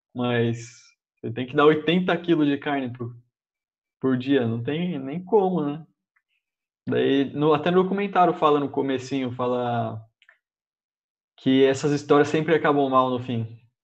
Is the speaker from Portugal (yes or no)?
no; Brazil